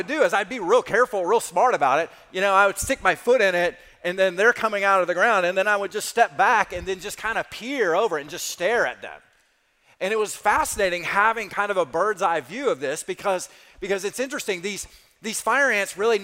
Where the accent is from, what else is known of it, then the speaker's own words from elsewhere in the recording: South Alabama, United States; I grew up in South Alabama